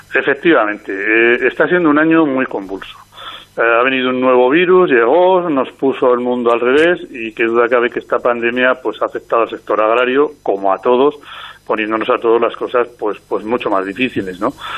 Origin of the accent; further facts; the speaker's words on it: Castile and León, Spain; aquí en mi tierra, en Castilla y León